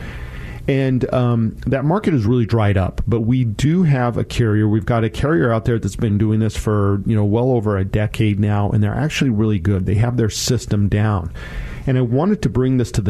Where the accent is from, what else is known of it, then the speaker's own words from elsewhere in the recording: Colorado, United States; now in Washington, United States; That's my home state